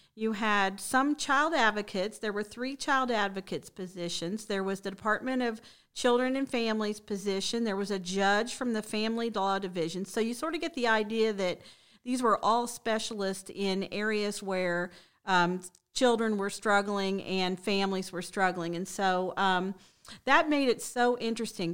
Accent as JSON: {"language": "English", "town": "Shelbyville", "region": "Indiana", "country": "United States", "moved": "as an adult", "lives_now": "Bradenton, United States", "said": "I'm really originally from the Midwest, so I'm from a small town in Indiana, Shelbyville"}